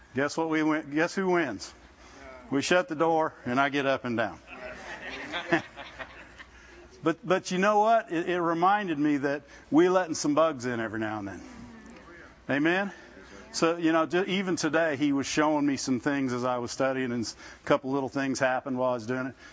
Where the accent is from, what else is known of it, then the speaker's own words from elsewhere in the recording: Midwest, United States; I grew up in the Midwest